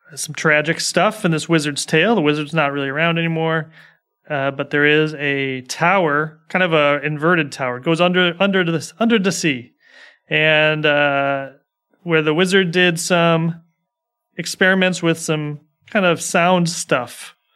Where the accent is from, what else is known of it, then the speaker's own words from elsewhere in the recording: United States; I'm an American